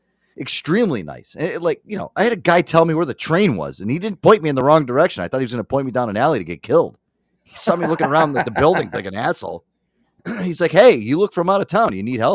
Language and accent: English; Northeast, United States; that's my Northeast New York, Connecticut, New Jersey attitude coming out